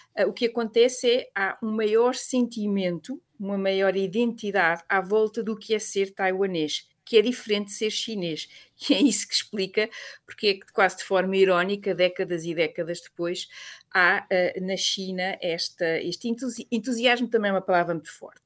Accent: Portugal; nós portugueses

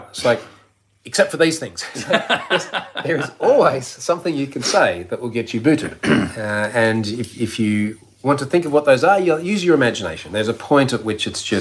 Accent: Australia; also born or lived in London; as an Australian

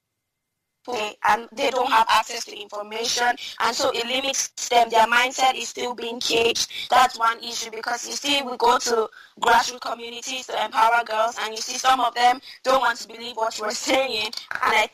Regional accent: Northern Nigeria, Nigeria; I come from Northern Nigeria

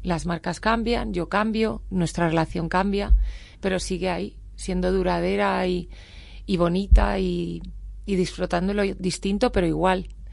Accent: Spain; no soy latina, que soy española

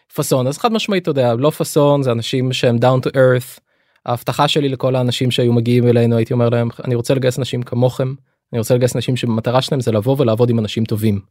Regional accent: Lod, Central District, Israel; אני את הילדות שלי ביליתי בלוד

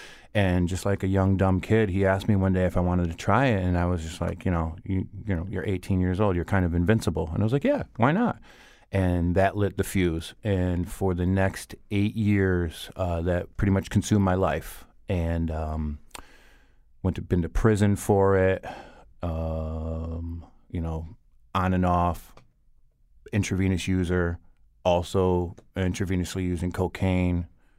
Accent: Bristol, Connecticut, United States; now in Hartford, United States; I grew up in Bristol, right where I work. And I went to Bristol Central High School. I graduated in 1997. And years later, I moved to the Hartford area, and I've lived here ever since.

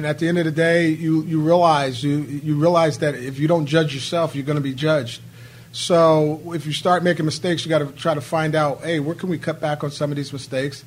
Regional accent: Northeast, United States; I'm from the Northeast

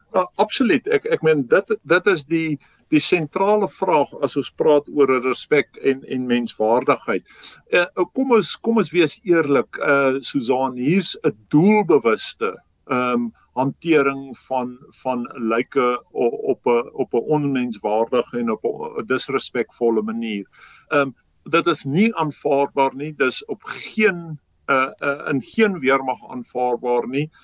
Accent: South Africa; ons as Suid-Afrikaners

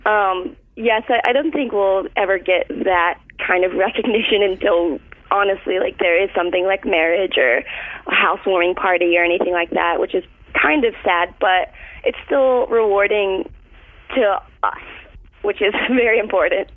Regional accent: Florida, United States; moved away; I'm from Florida.

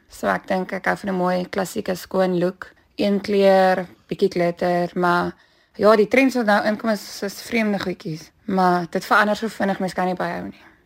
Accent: Bellville, Western Cape, South Africa; Ek het hier grootgeword in Bellville gebore

